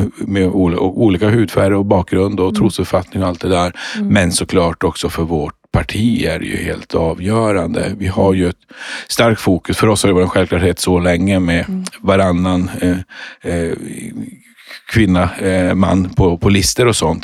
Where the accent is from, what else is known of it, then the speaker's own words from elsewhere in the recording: Luleå, Norrbotten County, Sweden; jag är ju född och uppvuxen uppe i Luleå i, i Norrbotten.